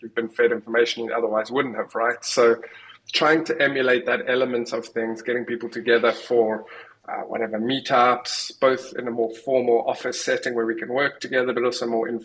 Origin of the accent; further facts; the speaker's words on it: South Africa; moved away; also born or lived in United Kingdom; I'm from South Africa originally